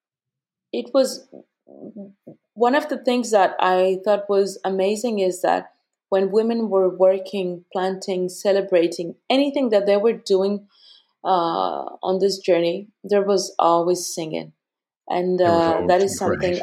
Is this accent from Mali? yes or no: yes; Bamako, Mali; moved away; also born or lived in Ghana; I was born and raised in Mali, in Bamako